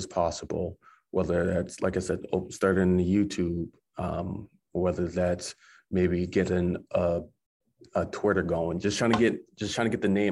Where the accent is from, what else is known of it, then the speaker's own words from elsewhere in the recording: Massachusetts, United States; now in Maine, United States; Mass where my hometown is